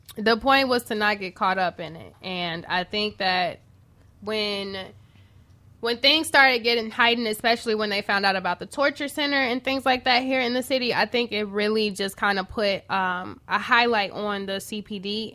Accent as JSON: {"language": "English", "town": "Chicago", "region": "Illinois", "country": "United States", "said": "I'm from Chatham"}